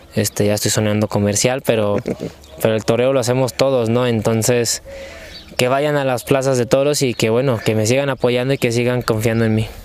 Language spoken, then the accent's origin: Spanish; Aguascalientes, Mexico; Aguascalientes, la verdad que yo estoy ansioso ya de, de volver a mi tierra